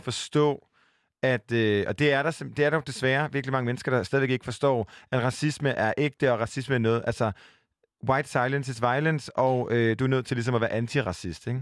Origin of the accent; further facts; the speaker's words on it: Jutland, Denmark; jeg var fra Jylland